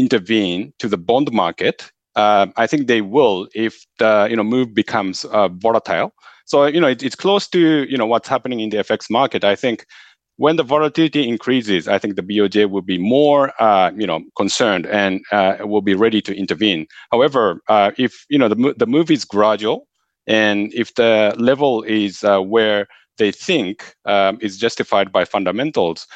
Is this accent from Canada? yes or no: no; Japan; I grew up in Japan, living here for, more than a few decades.